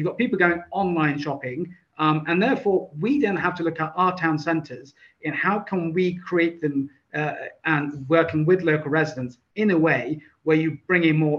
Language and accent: English; Gillingham, South East England, United Kingdom; I grew up in Gillingham. You know, I was in 1984, I was 6 years old, my parents lived there.